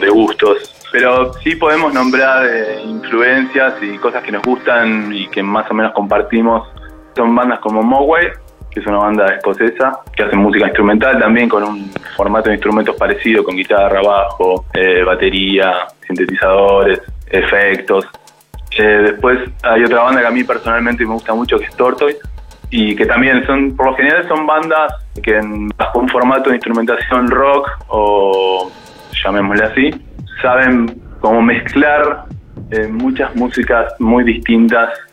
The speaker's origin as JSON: {"language": "Spanish", "town": "Bahía Blanca", "region": "Buenos Aires Province", "country": "Argentina", "moved": "as an adult", "lives_now": "Buenos Aires, Argentina", "said": "somos todos de allá, de Bahía Blanca. Estamos viviendo acá en Buenos Aires"}